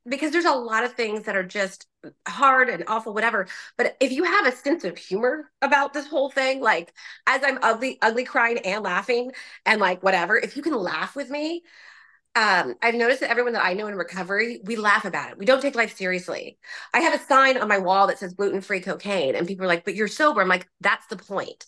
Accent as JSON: {"language": "English", "area": "Orange County", "region": "California", "country": "United States", "tie": "born or raised there", "said": "I grew up in Orange County"}